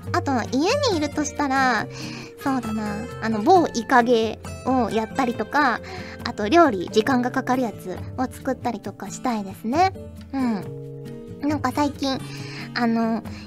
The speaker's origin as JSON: {"language": "Japanese", "region": "Kyushu", "country": "Japan", "tie": "born or raised there", "said": "九州出身なんですけど"}